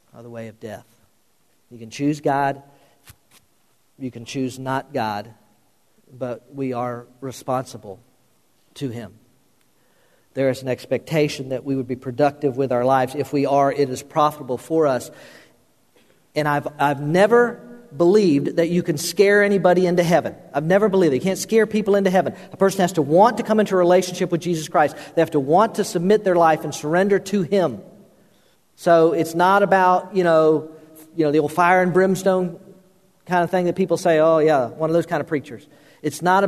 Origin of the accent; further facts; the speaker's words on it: Florida, United States; the pastor I grew up under in Florida